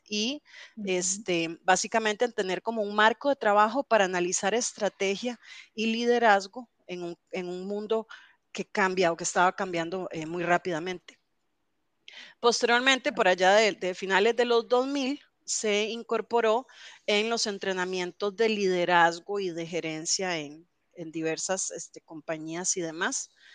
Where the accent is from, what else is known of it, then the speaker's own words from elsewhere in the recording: Alajuela, Costa Rica; yo soy eh, alajuelense de toda la vida aquí en Costa Rica.